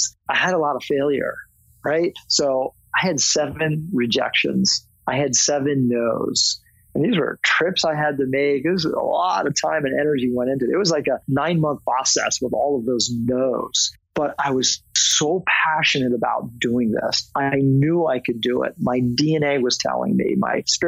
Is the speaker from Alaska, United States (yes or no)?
no; Tysons Corner, Virginia, United States; I grew up in Virginia, Northern Virginia